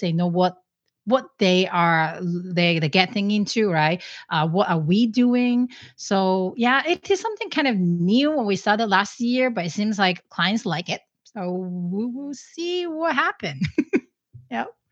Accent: Hong Kong; moved away; I'm originally from Hong Kong

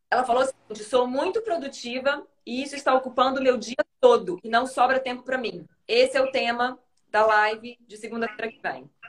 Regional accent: Maringá, Paraná, Brazil; Eu sou de Maringá, Paraná.

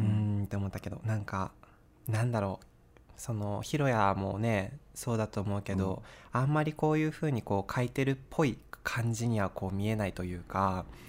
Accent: Sapporo, Hokkaido, Japan; moved away as an adult; now in Nagoya, Japan; 僕は札幌出身でで就職で名古屋に住むことになって今3年が経ったんですけど

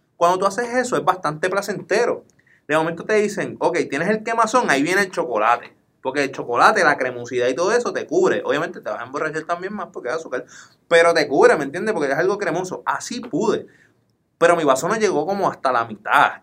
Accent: Puerto Rico; Como buenos boricuas

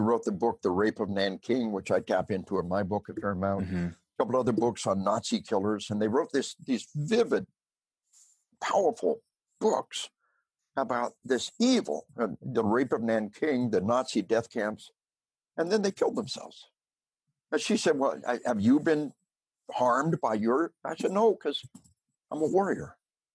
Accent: Arkansas, United States; we are from Arkansas.

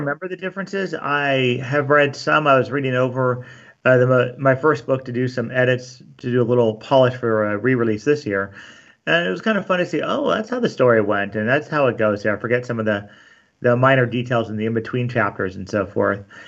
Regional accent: Glendora, California, United States; also born or lived in San Dimas / La Verne; I grew up in Glendora, and then, um, we got married, lived in Laverne, Glendora, Laverne, then San Dimas

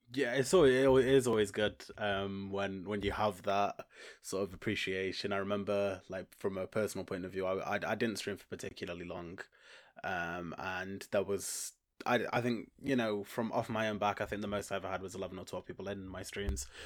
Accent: Stoke-on-Trent, West Midlands, United Kingdom; I'm from Stoke on Trent in, in the U K.

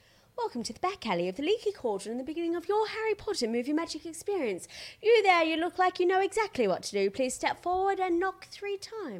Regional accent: Logan, Queensland, Australia; Well, I grew up in Logan.

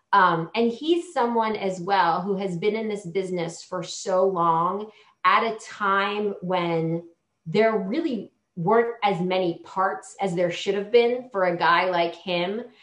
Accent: Hawaii, United States; I was born in Hawaii

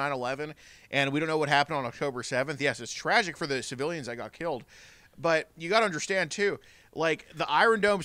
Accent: United States; I'm American

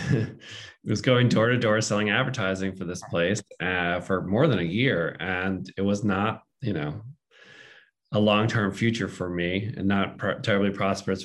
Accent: Boston, Massachusetts, United States; I grew up in the Boston area and read the Boston Globe pretty religiously

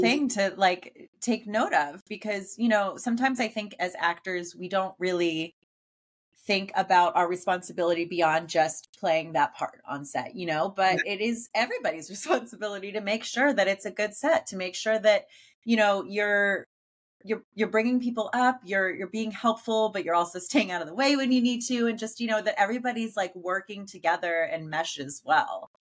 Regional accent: Pittsburgh, Pennsylvania, United States; I'm from Pittsburgh

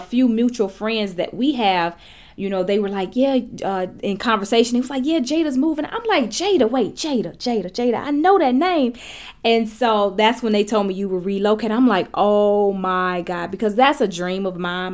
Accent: Gary, Indiana, United States; my hometown, Gary, Indiana

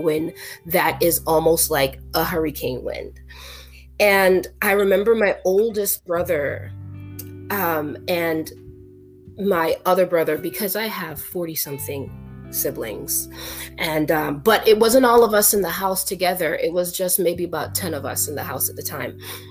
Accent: New York, United States; also born or lived in an island in the Caribbean; I was born in New York. I was born in Harlem

